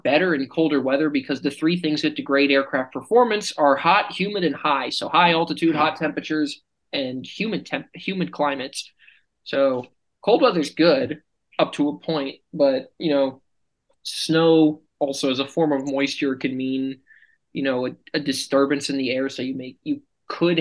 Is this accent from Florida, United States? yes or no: yes; Florida, United States; moved away; I'm from Florida